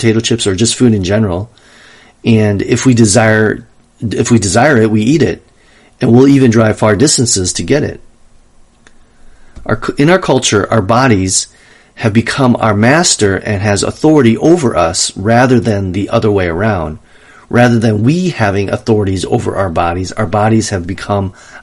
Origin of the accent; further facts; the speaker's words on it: Wisconsin, United States; now in Los Angeles, United States; Growing up in Wisconsin